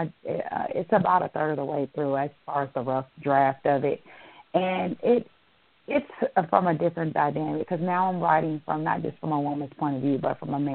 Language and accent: English; Illinois, United States; moved away; I'm from Illinois, so I'm going to my hometown